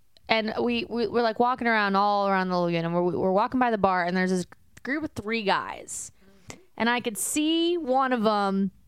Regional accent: United States; I'm a basic American.

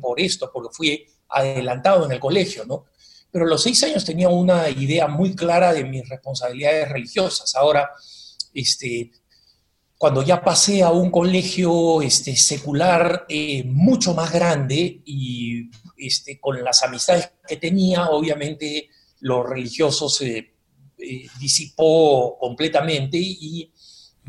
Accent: Peru; also born or lived in Argentina; Y nos criamos en el Perú

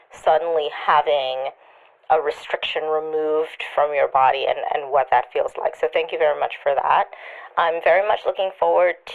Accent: Trinidad & Tobago; it reminded me a lot of growing up in Trinidad when I was a kid, I used to climb up into my grandmother's cherry tree.

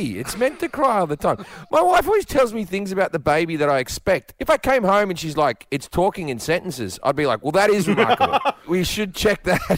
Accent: Australia; moved away as an adult; as an Australian, I talk differently than the people who are around me.

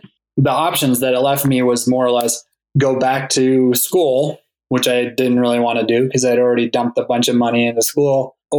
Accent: Montana, United States; I was born in Montana. I grew up on a cattle ranch.

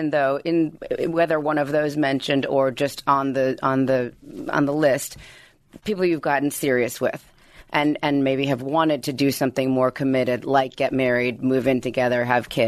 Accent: Livingston, New Jersey, United States; In Livingston, New Jersey.

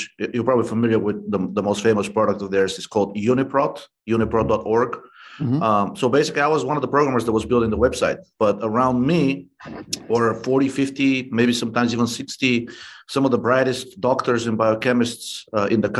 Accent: Bulgaria; moved away; I'm originally from Bulgaria

